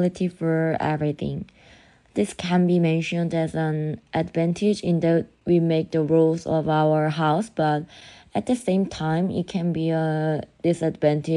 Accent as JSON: {"language": "English", "country": "South Korea", "said": "I'm from Korea, like South Korea"}